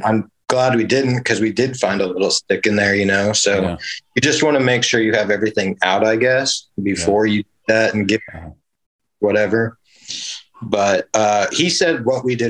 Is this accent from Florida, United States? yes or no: no; Wichita, Kansas, United States; moved away as an adult; also born or lived in Montana; now in Paola, United States; I'm originally from Wichita, Kansas, but I'm now in Paola, Kansas, just south of Kansas City area.